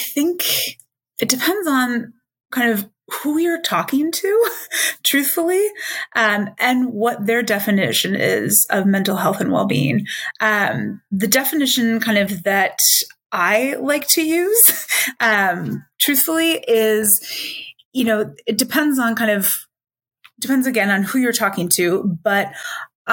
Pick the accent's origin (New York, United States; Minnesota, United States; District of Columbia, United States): Minnesota, United States; moved away as an adult; also born or lived in Illinois / Michigan; now in Washington, D.C., United States; raised in Minnesota